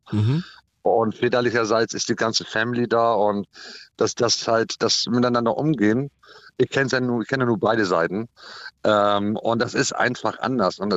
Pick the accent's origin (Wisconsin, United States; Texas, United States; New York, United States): Wisconsin, United States; Green Bay; now in Germany; Und ich möchte gerne drüben, äh, wir kommen aus Green Bay, ich möchte da äh, auf der Veranda abends sitzen mit meinem alkoholfreien Bier